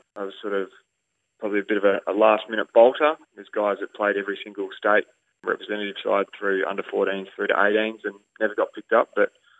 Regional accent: Ongerup, Western Australia, Australia; and then playing for my hometown Ongrup at the time as well.

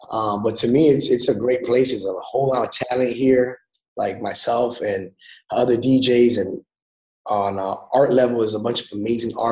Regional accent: Lawrence, Massachusetts, United States; raised in Lawrence. Um, it's actually a small city.

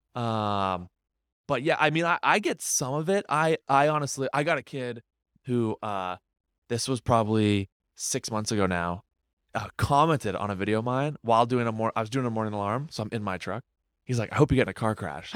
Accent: Windham, New Hampshire, United States; moved away as an adult; now in Boston, United States; I'm from Wyndham, New Hampshire.

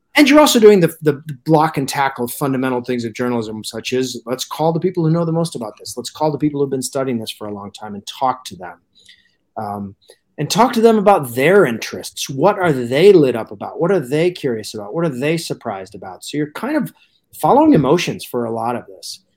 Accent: Alaska, United States; I grew up in Alaska, uh, and moved there when I was three

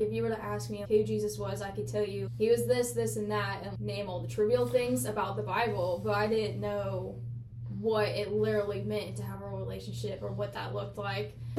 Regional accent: Illinois, United States; I'm from Illinois

